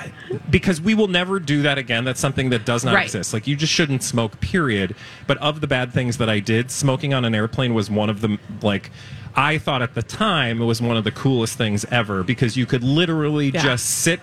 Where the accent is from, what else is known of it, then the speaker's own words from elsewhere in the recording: Houston, Texas, United States; also born or lived in Chicago; when I was growing up in Houston, and I went to I enrolled in middle school. We came from Chicago, moved to Houston